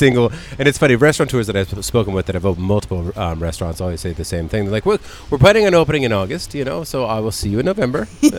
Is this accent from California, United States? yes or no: yes; San Diego, California, United States; a gringo growing up in San Diego in the 1970s